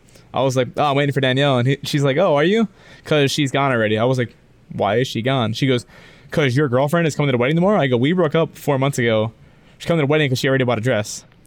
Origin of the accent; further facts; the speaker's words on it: Florida, United States; we're from Florida.